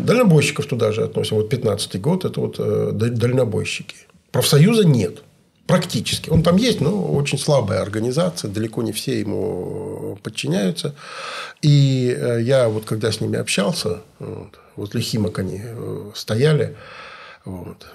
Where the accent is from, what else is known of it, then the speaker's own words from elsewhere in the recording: Kemerovo Oblast, Russia; Я вот из Кемеровской области